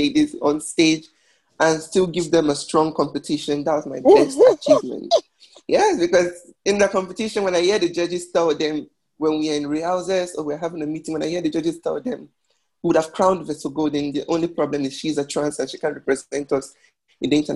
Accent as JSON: {"language": "English", "region": "Delta", "country": "Nigeria", "also_born_or_lived": "Ghana", "moved": "yes", "lives_now": "Madrid, Spain", "said": "I'm from Nigeria. From Delta State in Nigeria."}